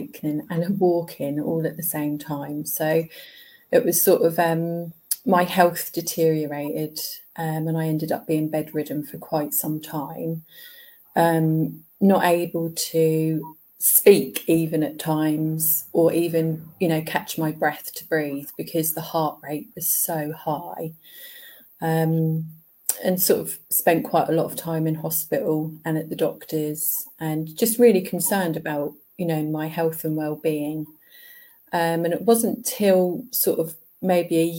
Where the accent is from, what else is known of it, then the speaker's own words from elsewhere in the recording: Ipswich, East of England, United Kingdom; I was born in Ipswich in Suffolk. Yeah. In East Anglia.